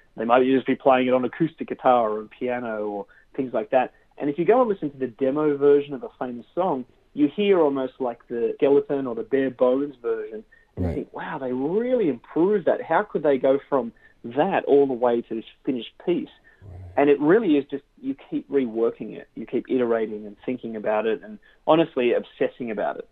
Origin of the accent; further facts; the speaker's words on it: Sydney, New South Wales, Australia; moved away as an adult; now in Southern California, United States; I grew up in Australia in Sydney